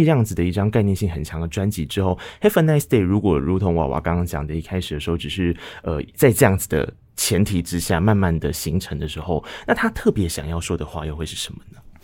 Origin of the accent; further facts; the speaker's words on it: Taiwan; 我们在从小到大长大的过程中，其实在台湾的生活环境里面